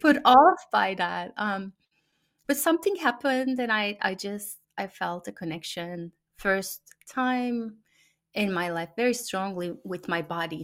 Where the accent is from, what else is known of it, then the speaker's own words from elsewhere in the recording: Turkey; first language Turkish; English is a second language; moved away as an adult; now in United States; in the families that I've known growing up in Turkey